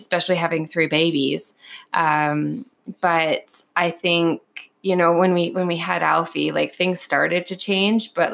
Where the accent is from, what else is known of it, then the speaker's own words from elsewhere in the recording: Canada; I've lived here my whole life